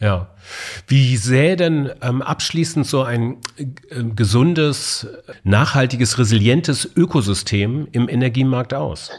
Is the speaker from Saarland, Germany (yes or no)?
no; Munich, Bavaria, Germany; moved away; im schönen München in meiner alten Heimat